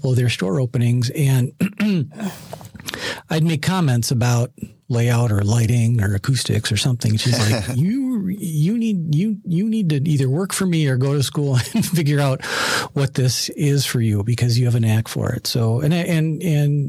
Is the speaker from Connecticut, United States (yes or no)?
no; Minneapolis, Minnesota, United States; So I grew up in Minneapolis. I live in Minneapolis.